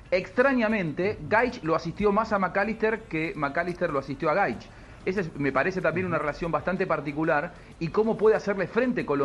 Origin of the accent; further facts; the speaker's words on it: Argentina; como argentino lo digo, como argentino